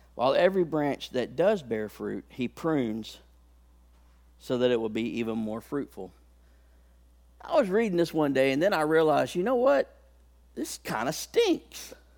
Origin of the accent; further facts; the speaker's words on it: Haleyville, Alabama, United States; I come from a town in Alabama. I was born in Haleyville, Alabama.